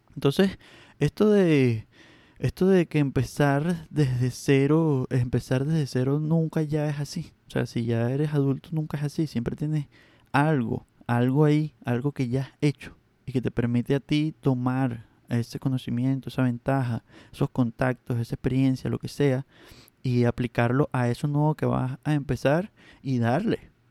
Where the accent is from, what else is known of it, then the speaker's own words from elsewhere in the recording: Venezuela; accent: this part of Venezuela; Mi acento de esta parte de Venezuela es terrible